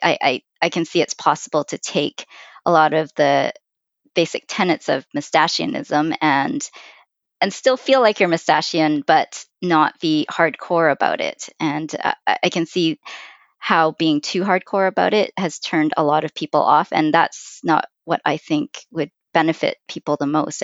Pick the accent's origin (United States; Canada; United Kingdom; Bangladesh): Canada; Vancouver, British Columbia; I, I was born and raised in Vancouver